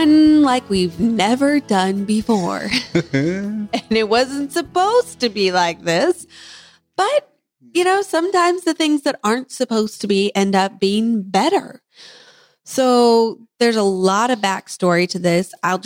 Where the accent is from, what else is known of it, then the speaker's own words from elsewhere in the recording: Kansas, United States; accent: Kansas; my Kansas accent